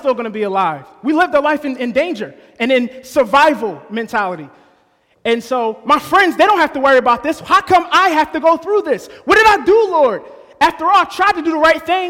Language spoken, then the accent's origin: English; New Jersey, United States; I was born and raised in New Jersey